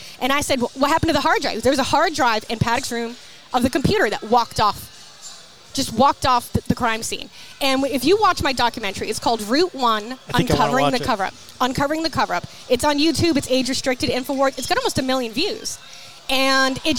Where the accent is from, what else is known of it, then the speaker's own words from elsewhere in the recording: New England, Massachusetts, United States; I grew up in New England, and I went to Bristol County Agricultural High School.